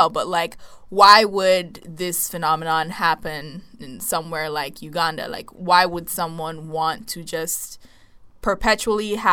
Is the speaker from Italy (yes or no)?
no; Nigeria; So, I'm Nigerian